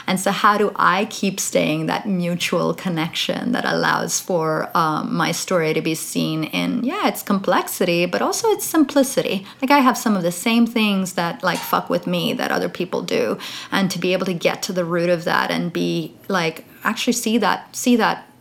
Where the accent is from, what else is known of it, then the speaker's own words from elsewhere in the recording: Dubai, United Arab Emirates; I grew up in Dubai